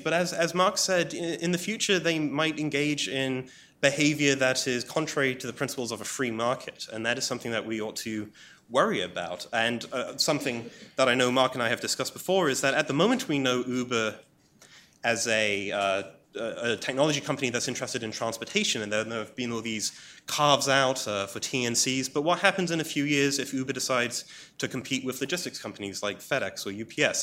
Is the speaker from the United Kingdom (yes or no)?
yes; England, United Kingdom; as an Englishman